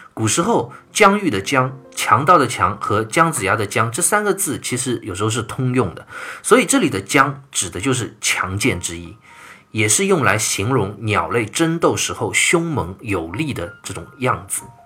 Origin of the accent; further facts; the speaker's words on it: China; 我们中国人今天骨子里流淌着的这种民族文化